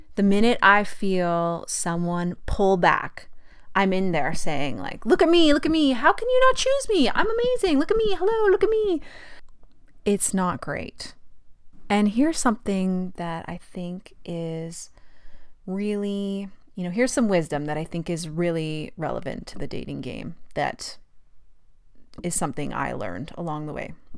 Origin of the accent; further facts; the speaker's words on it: Fort St. John, British Columbia, Canada; moved away as an adult; also born or lived in Calgary, Alberta / Australia; I grew up in Fort St. John, pretty normal childhood.